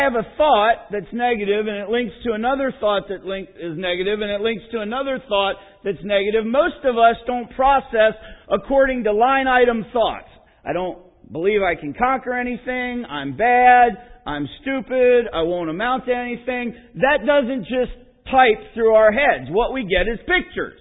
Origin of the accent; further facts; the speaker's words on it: Pennsylvania, United States; moved away; also born or lived in Lansing, Michigan / Midwest; I grew up in Pennsylvania